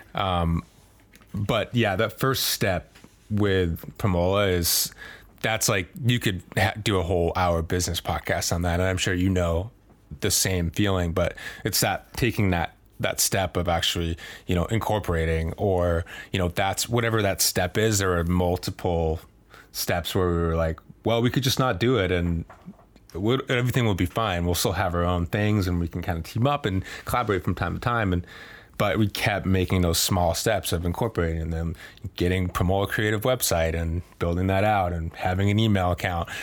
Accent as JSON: {"language": "English", "region": "Maine", "country": "United States", "tie": "born or raised there", "also_born_or_lived": "Boston", "moved": "as an adult", "said": "I grew up in Maine and that's my home"}